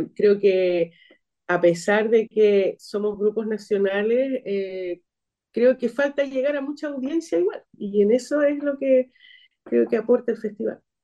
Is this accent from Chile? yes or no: yes; Valparaíso, Chile; yo soy de aquí, de Valparaíso